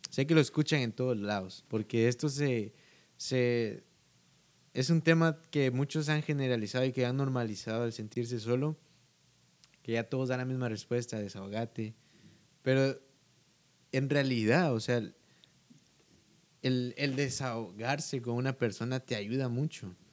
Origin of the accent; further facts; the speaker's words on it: Guatemala; pues creo que todos saben que soy de Guatemala, eh, por mi verdad. No hablo como guatemalteco, pero...